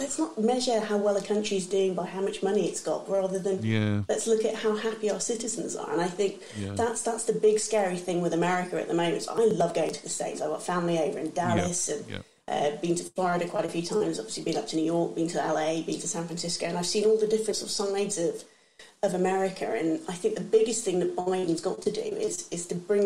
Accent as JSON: {"language": "English", "region": "England", "country": "United Kingdom", "said": "I'm English"}